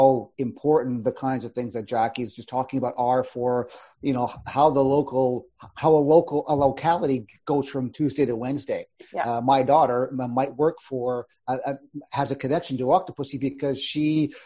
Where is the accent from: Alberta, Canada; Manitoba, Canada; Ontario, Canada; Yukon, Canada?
Yukon, Canada; I come from the Yukon Territory.